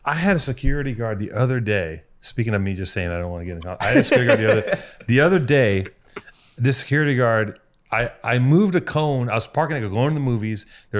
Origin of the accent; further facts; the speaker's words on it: Los Angeles, California, United States; I grew up in Venice.